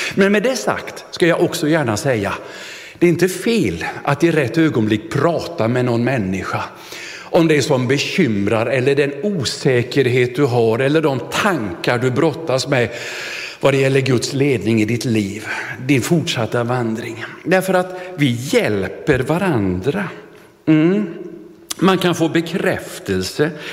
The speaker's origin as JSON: {"language": "Swedish", "town": "Vetlanda", "region": "Jönköping County", "country": "Sweden", "tie": "born or raised there", "said": "skolföreningen hemma i Vetlanda"}